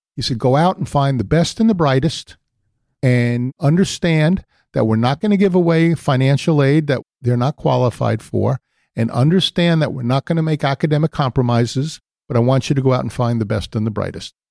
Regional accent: New York City, New York, United States; I was born in the Bronx

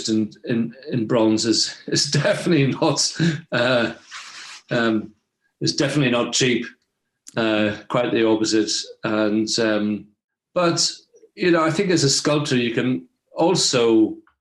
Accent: Belfast, Northern Ireland, United Kingdom; I was born in 1964. And, early life memories, really, growing up in Belfast

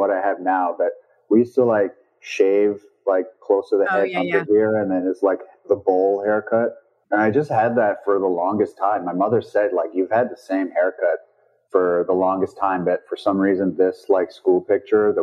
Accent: Nova Scotia, Canada; moved away as an adult; I grew up in a small town in Nova Scotia, Canada

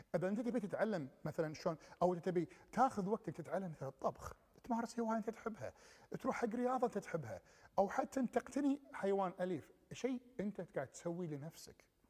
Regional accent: Kuwait; ما أرجع للكويت ولا ما أرجع لديرتي مرة ثانية

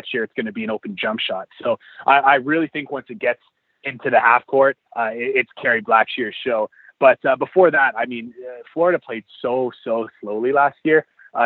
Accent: Edmonton, Alberta, Canada; moved away; my hometown team

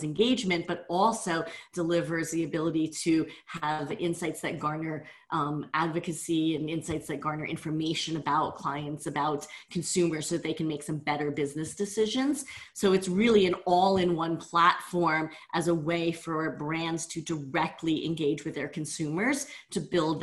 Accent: New Jersey, United States; also born or lived in Vietnam; I was born in Vietnam, right at the end of the war, and no paperwork at all, left on a church doorstep. And my parents adopted me at about 18 months of age, moved to New Jersey

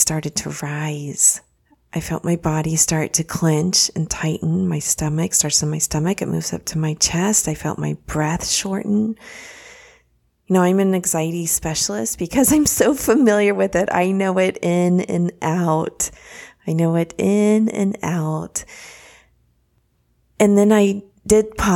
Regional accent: Dallas, Texas, United States; moved away as an adult; also born or lived in Austin, Texas; now in Florida, United States; I grew up in the Dallas area and then went to school in Austin at the University of Texas at Austin

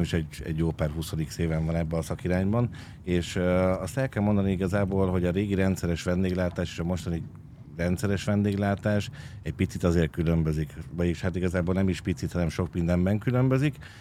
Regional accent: Budapest, Hungary; egy ilyen római parton nőttem föl

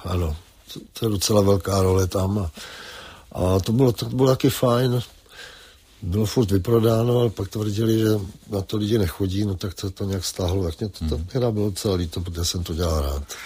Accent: Třebíč, Vysočina Region, Czechia; moved away; Třebíč je nejkrásnější město světa

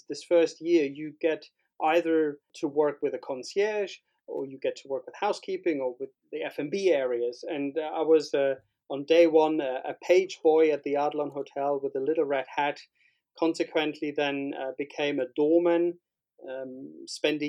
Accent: Berlin, Germany; moved away as an adult; also born or lived in Barcelona; born and bred in Berlin. In West Berlin at the time, next to Kurfürstendamm

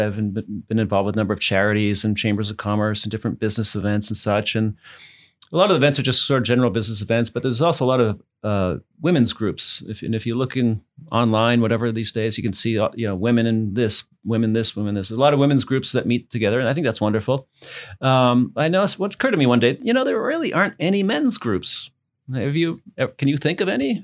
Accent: New England, United States; moved away as an adult; also born or lived in Massachusetts; now in Louisville, United States; I'm from New England

